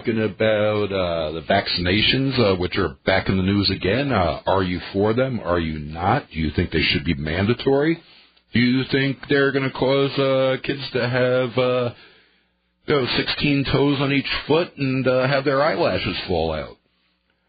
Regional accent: near Rockland County, New York, United States; now in La Crosse, United States; this is coming from back in New York State. It was actually very close to my hometown

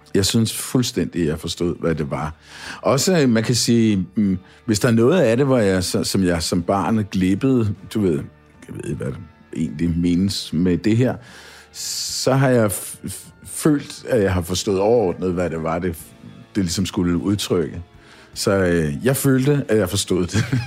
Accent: Kongens Lyngby, Capital Region of Denmark, Denmark; also born or lived in Copenhagen; jeg blev jo født i København på St. Josef og boede øh, på Østerbro, noget der hedder St. Kirksgade. Øhm, og da jeg var fem år eller et eller andet, så, så flyttede familien så i rækkehus i Lyngby i øh, Brede. Og øh, der voksede jeg op i Grandparken

